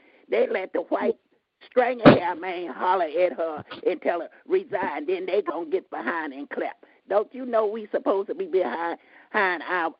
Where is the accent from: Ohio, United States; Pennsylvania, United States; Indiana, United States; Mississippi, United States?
Mississippi, United States; Port Gibson; I said I'm from Port Gibson, Mississippi.